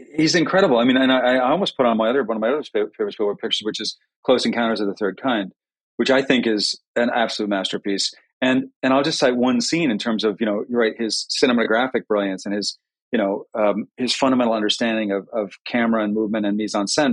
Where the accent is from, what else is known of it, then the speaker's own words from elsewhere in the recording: New Haven, Connecticut, United States; We were both both born at Yale New Haven Hospital. Both grew, both grew up in New Haven